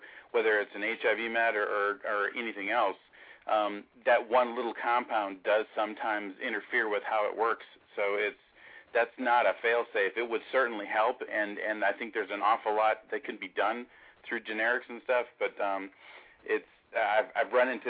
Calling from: Charlotte, North Carolina, United States; from Charlotte, North Carolina.

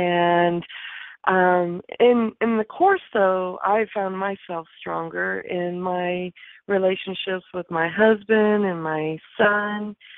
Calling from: California, United States; I'm also calling from California.

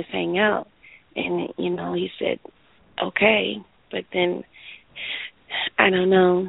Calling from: Florida, United States; I'm calling from Florida.

